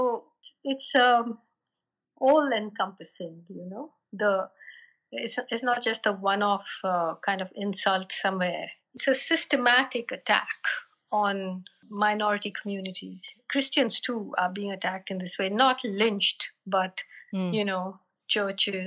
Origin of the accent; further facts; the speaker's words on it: Kerala, India; moved away as an adult; also born or lived in Delhi; I come from Kerala, which is like the other end of the country